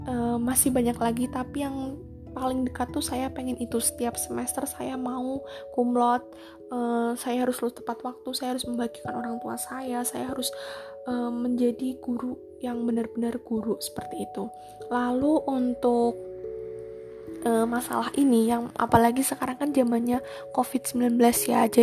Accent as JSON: {"language": "Indonesian", "town": "Purbalingga", "region": "Central Java", "country": "Indonesia", "tie": "born or raised there", "lives_now": "Semarang, Indonesia", "said": "di Semarang saya kan merantau saya kan asli Purbalingga"}